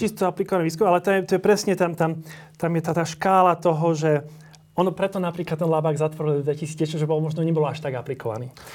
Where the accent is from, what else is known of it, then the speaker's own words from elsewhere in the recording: Slovakia; 8-ročnom gymnáziu, potom v Bratislave, takže celkom v podstate som robil väčšinu môjho štúdia na Slovensku